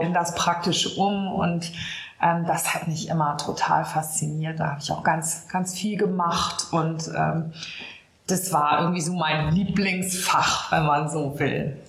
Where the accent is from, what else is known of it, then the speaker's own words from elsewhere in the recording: Münster, North Rhine-Westphalia, Germany; moved away as an adult; also born or lived in Hamburg; now in Ahrensburg, Germany; Gebürtig bin ich gar nicht von hier, sondern ich komme aus Westfalen. Bin in Münster geboren, aufgewachsen, habe da studiert und bin erst zum Vikariat nach Hamburg gekommen.